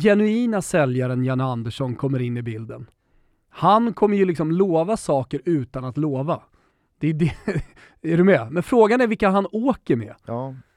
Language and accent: Swedish; Sweden